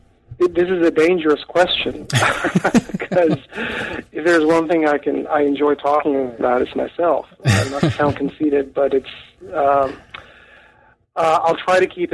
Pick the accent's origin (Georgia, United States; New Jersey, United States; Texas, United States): Texas, United States; Freer; I'm a South Texas native. I come from a little town called Freer, Texas.